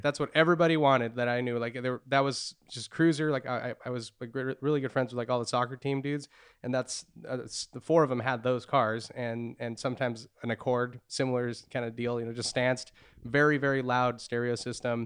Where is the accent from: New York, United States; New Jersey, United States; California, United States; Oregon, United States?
California, United States; Santa Cruz County; I grew up in Santa Cruz County